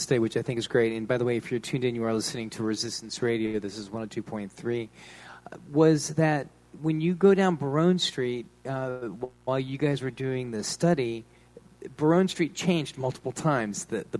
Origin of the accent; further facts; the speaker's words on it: Los Angeles, California, United States; now in New Orleans, United States; I'm from Los Angeles